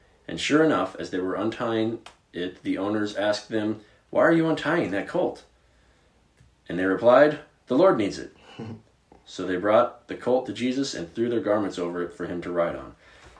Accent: Virginia, United States; Well, I'm a redneck. I'm from

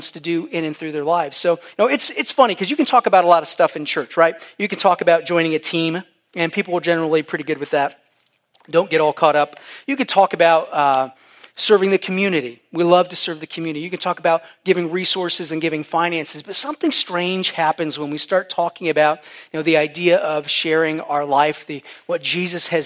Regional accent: Ohio, United States; moved away as an adult; also born or lived in Virginia Beach; I'm from Ohio, born and raised.

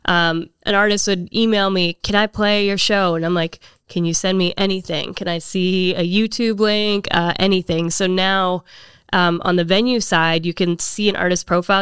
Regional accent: Canada; now in Nashville, United States; I am originally from Canada, moved here ten years ago

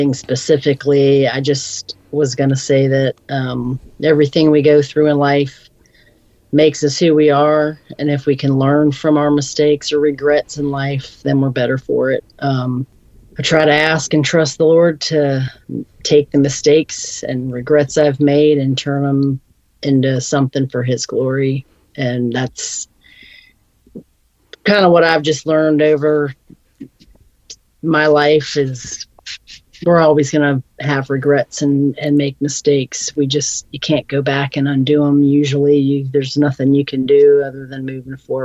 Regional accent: Scotland, Maryland, United States; I grew up down in Scotland, Maryland on Rodeo Beach, which was on the Chesapeake Bay. I think I was in fifth grade when we moved down there

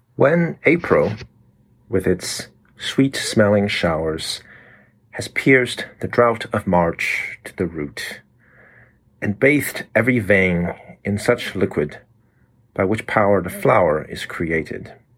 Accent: Taiwan; we all had to learn as kids growing up in Taiwan

